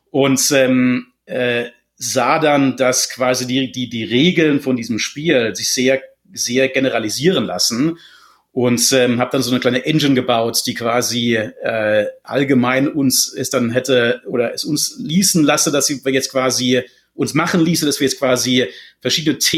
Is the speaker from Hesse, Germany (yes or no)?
yes; Hochheim am Main, Hesse, Germany; Also ich komme, wie gesagt, aus Hochheim am Main ursprünglich